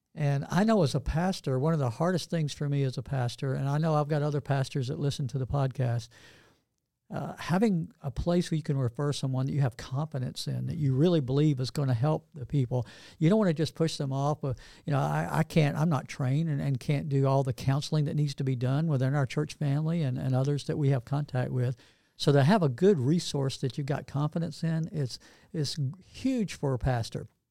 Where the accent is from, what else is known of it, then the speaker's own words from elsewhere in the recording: Northeast Georgia, United States; also born or lived in Atlanta, Georgia; I grew up in Northeast Georgia